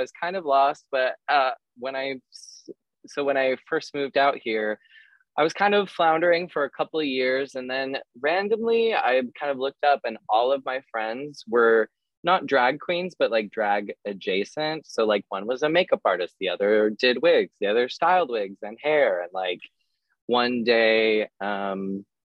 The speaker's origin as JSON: {"language": "English", "region": "Utah", "country": "United States", "moved": "as an adult", "lives_now": "Los Angeles, United States", "said": "I'm actually from Utah"}